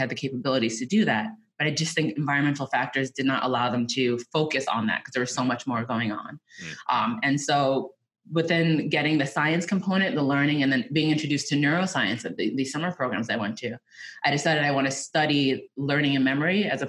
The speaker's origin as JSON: {"language": "English", "town": "New York City", "region": "New York", "country": "United States", "tie": "born or raised there", "said": "I am a New Yorker through and through, born and raised"}